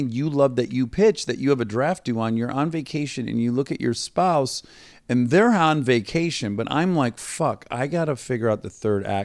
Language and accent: English; Detroit, Michigan, United States; I'm from the Detroit area